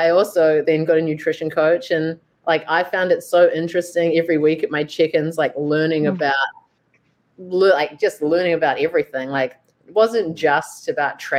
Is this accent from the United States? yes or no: no; New Zealand; moved away as an adult; now in Vancouver, Canada; I'm obviously originally from New Zealand